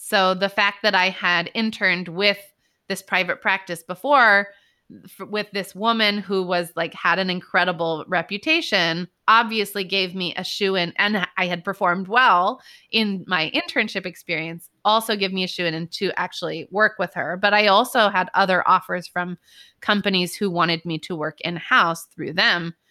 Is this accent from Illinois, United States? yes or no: no; Bay Area, Northern California, United States; moved away as an adult; also born or lived in New York; I grew up in California, Northern California, in the Bay Area.